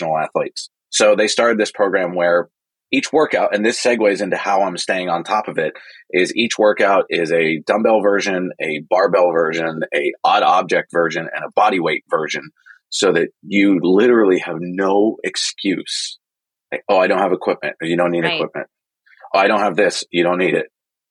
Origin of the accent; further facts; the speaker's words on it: Silicon Valley, the Bay Area, California, United States; I'm from Silicon Valley. I'm from the Bay Area